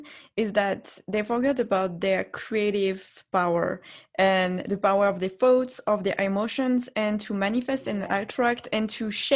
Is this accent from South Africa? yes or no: no; France; accent: French; English is a second language; moved away; also born or lived in Los Angeles; with my accent, he recognized, oh, she's French